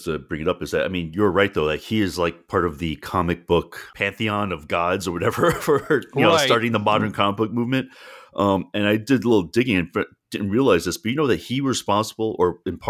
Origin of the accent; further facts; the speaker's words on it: New York, United States; I grew up in New York, and there was still a couple really